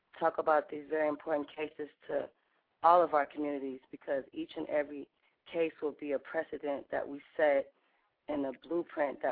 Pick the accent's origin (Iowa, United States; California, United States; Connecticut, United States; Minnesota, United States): California, United States; Oakland; I was born and raised in Oakland